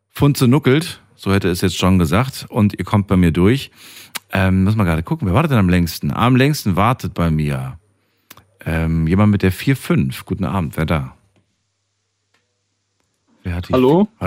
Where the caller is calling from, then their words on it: Dormagen, North Rhine-Westphalia, Germany; Ich komme aus Dormagen.